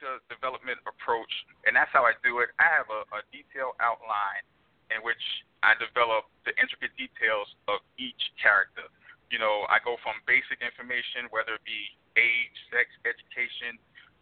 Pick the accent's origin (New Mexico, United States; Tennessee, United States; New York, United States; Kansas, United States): New York, United States; moved away; I'm originally from New York